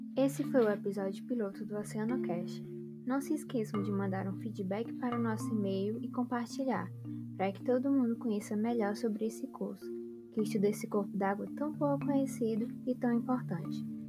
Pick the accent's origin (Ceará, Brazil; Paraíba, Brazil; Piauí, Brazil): Piauí, Brazil; moved away as an adult; now in Recife, Brazil; Eu sou nascida no Piauí, sim, o estado com o menor litoral do Brasil, e vim morar em Recife para fazer a graduação